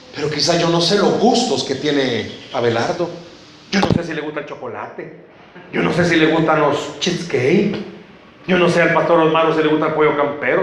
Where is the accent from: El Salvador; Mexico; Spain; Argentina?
El Salvador; Somos salvadoreños.